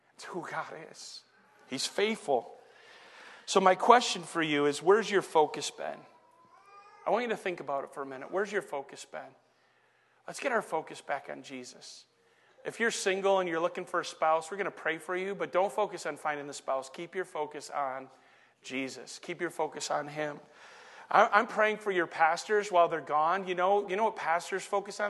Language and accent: English; Saginaw, Michigan, United States; also born or lived in Flint, Michigan / Detroit, Michigan; raised in Saginaw